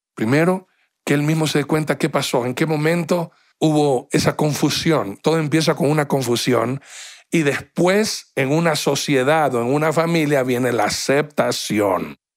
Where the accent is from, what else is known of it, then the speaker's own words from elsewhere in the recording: Guayaquil, Guayas, Ecuador; now in Quito, Ecuador; soy guayaquileño